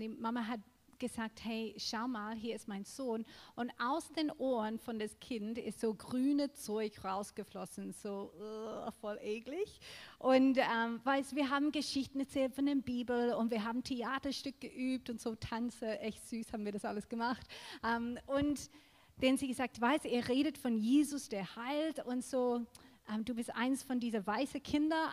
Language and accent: German; Australia; German is a second language; now in Germany; ich bin in Australien aufgewachsen